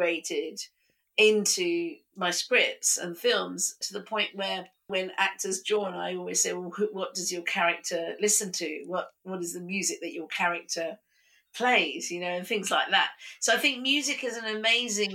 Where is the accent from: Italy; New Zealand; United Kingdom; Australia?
United Kingdom; being British and Indian